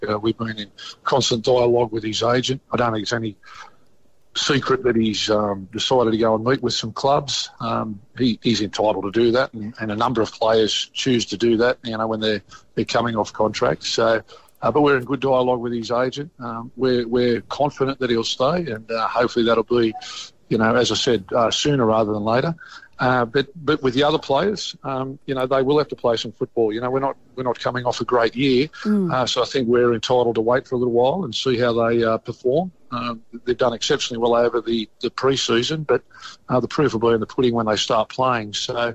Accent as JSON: {"language": "English", "town": "Stockton", "region": "New South Wales", "country": "Australia", "tie": "born or raised there", "said": "I grew up in Stockton"}